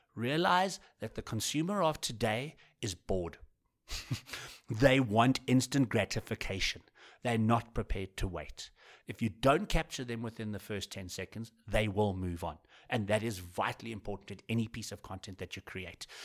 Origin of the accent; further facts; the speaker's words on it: South Africa; as a South African